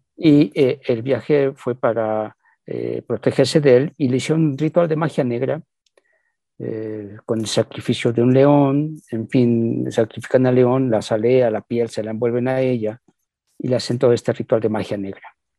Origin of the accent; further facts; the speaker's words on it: Mexico; nosotros también acá crecimos con, con la cumbia, con García Márquez, hay muchos referentes de Colombia en México